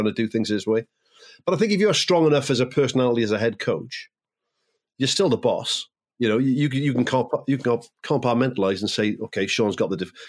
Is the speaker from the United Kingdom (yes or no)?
yes; Wales, United Kingdom; a Welsh fan and a Welsh rugby fan and a Welshman